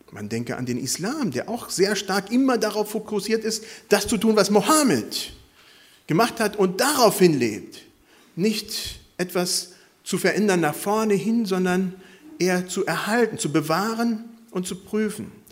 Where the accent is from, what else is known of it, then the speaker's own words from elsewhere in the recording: Ecuador; born there; moved away; Wie gesagt, ich bin in Ecuador geboren worden, habe immer noch Kontakt dahin